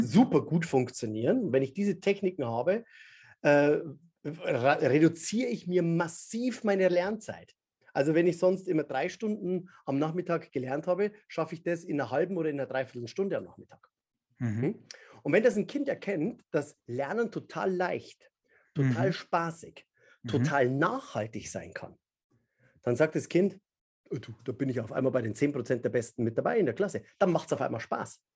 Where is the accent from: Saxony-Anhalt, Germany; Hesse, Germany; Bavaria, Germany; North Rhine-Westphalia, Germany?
Bavaria, Germany; Upper Palatinate; ich bin in der Oberpfalz aufgewachsen